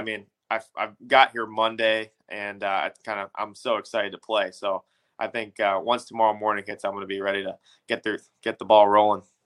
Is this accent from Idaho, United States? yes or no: no; Illinois, United States; growing up in Illinois